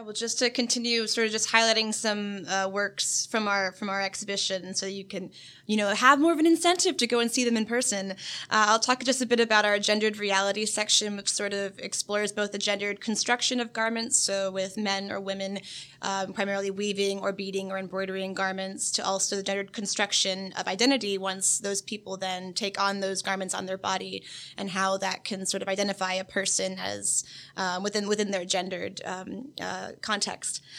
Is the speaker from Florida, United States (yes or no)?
yes; Oviedo, Florida, United States; I'm from Oviedo, Florida, so that's just 30 minutes down the road. I'm a local person.